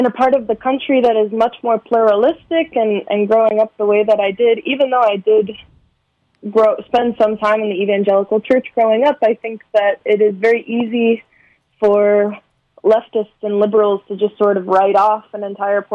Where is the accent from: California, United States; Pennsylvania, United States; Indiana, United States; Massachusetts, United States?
California, United States; Los Angeles; the San Fernando Valley, where I'm from